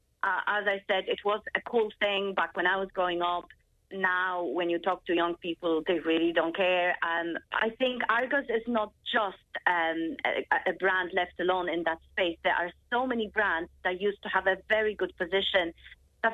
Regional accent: Ireland; I was actually growing up in Ireland in 2000, so early 2000s, mid-2000s. And when I was in secondary school

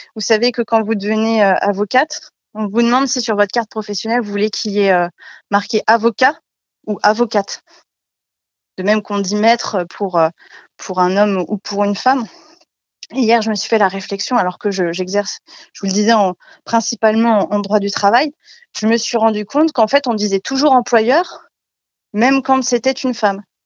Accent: France; moved away as an adult; also born or lived in Strasbourg / Paris; now in Chalon-sur-Saône, France; Je suis née à, Lusie, enfin j'ai grandi à Lusy, un, village de 2000 habitants

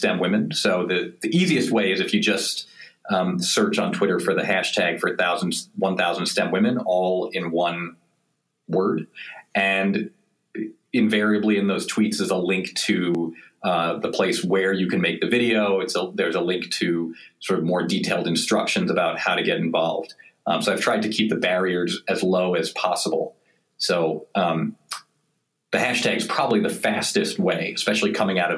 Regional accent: New York, United States; I'm from New York, and both my parents are physicians

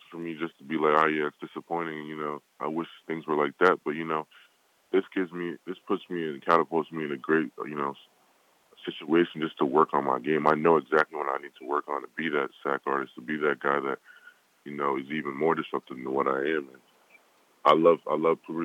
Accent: United States; I was born here, but both my parents, you know, my dad was born in Nigeria

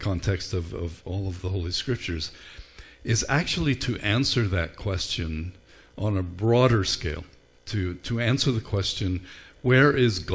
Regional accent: Ireland; Growing up in Ireland, we didn't carve pumpkins

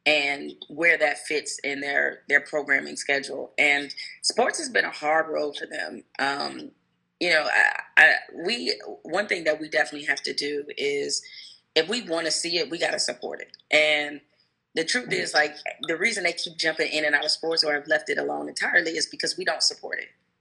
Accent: Detroit, Michigan, United States; growing up in Detroit

